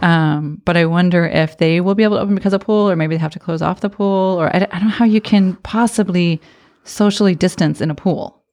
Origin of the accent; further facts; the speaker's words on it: Arizona, United States; moved away; I grew up in Arizona, so we had pools in every